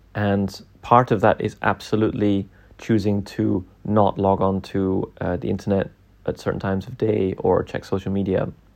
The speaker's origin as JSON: {"language": "English", "region": "Scotland", "country": "United Kingdom", "tie": "born or raised there", "said": "growing up in Scotland"}